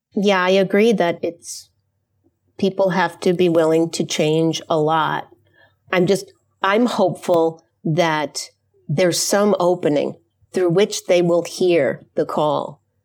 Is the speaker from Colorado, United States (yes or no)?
no; New York, United States; now in Mount Prospect, United States; I'm from New York originally, but now living in a suburb of Chicago called Mount Prospect